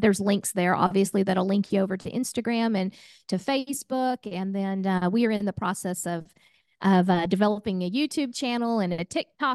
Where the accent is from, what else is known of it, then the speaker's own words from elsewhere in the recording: Oklahoma, United States; I'm a gal from Oklahoma